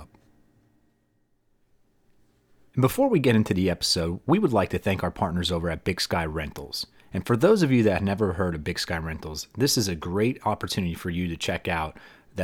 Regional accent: near Hazleton, Northeastern Pennsylvania, United States; you and I grew up in the same exact town

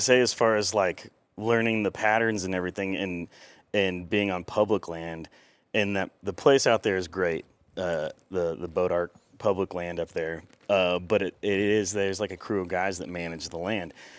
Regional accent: Cassville, Missouri, United States; I grew up in Cassville, Missouri, which is a small town.

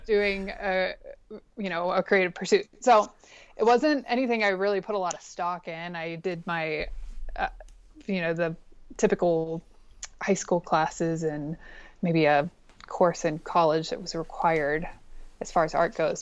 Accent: Pittsburgh, Pennsylvania, United States; moved away as an adult; now in Bozeman, United States; I'm originally from Pittsburgh, Pennsylvania

